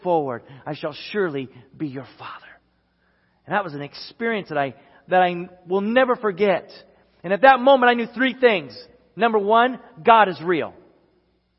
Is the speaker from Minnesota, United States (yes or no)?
yes; Sherburn, Minnesota, United States; growing up in the Midwest and at this time in Sherburn, Minnesota